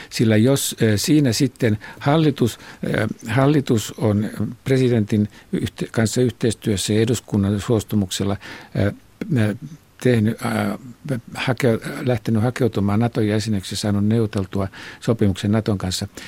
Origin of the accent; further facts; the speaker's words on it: Imatra, South Karelia, Finland; Minä olen Imatralta, niin tuota tämä on tämä murre on tämmöinen.